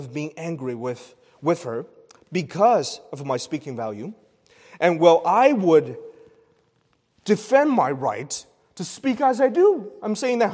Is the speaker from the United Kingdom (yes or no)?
no; China; moved away; The place I've born from a region in China where it's common to speak loudly